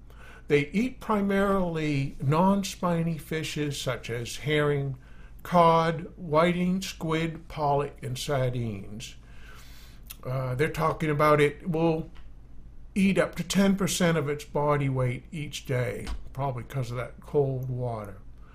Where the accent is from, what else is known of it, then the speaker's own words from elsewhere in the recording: Maine, United States; accent: Maine; my Maine accent